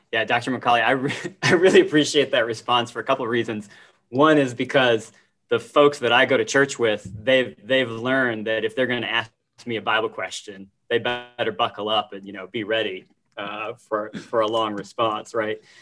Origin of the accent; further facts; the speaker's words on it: Richmond, Virginia, United States; I'm from Richmond, Virginia